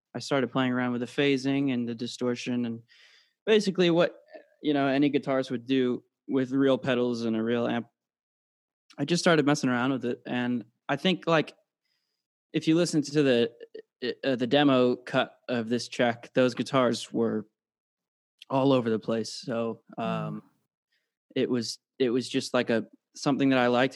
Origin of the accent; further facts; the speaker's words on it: United Kingdom; now in United States; originally born in the UK, and uh, living in the States now